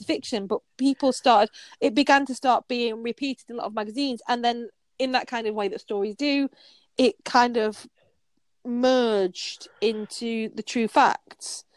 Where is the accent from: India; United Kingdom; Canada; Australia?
United Kingdom; Yorkshire and the Humber; I'm from Yorkshire, an amazing place